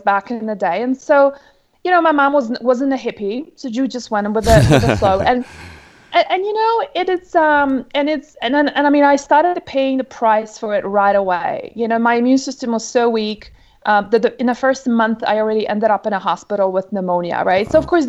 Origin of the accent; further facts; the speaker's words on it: Poland; born there; English is a second language; originally you can probably hear from my accent, I'm not American. I'm pretty much a global citizen, really. I was born originally in Poland, but my dad's travels took us around the world